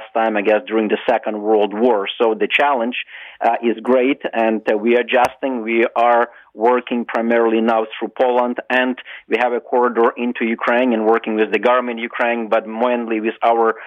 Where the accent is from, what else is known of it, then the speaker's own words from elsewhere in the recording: Canada; I'm as a Canadian retired military officer